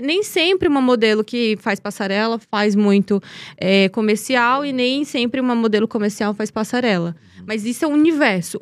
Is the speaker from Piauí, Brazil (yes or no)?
yes; Teresina, Piauí, Brazil; Eu sou de Teresina da capital, mas minha família é do interior de União, que é uma cidade próxima a Teresina, 80 quilômetros de Teresina. E foi onde eu cresci, né? Meu pai, meu pai veio da, do interior, então cresci na, na capital